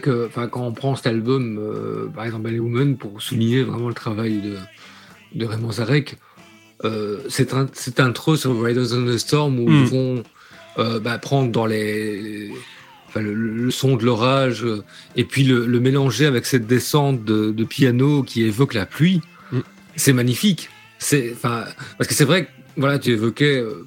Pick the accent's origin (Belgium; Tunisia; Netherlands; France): Belgium; Liège, Wallonia; je suis originaire de Liège